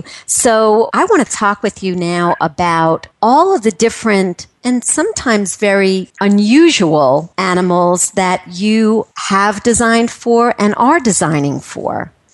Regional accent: New York City, New York, United States; being a New Yorker

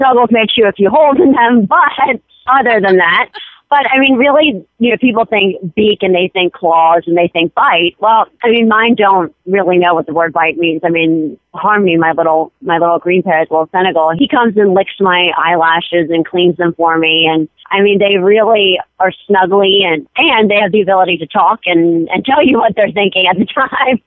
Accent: Mount Airy, Maryland, United States; I'm from Mount Airy, Maryland, which sometimes we say Mount Scary

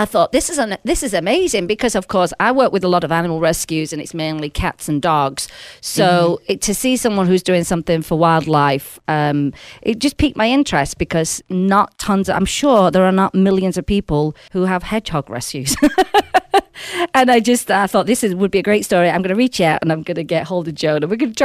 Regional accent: Sheffield, Yorkshire and the Humber, United Kingdom; now in Las Vegas, United States; I'm actually from Sheffield originally

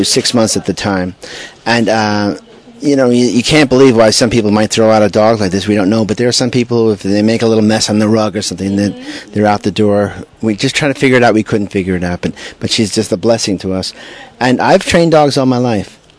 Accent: Smithtown, New York, United States; now in Huntington, United States; I grew up in Smithtown. I live now in Huntington, Long Island

